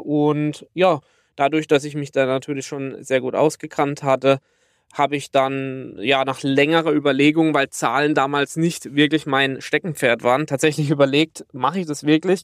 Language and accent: German; near Karlsruhe, Baden-Württemberg, Germany; accent: Baden (badisch); komme aus der Nähe von Karlsruhe, wie man unschwer an meinem wunderbaren badischen Dialekt erkennen kann.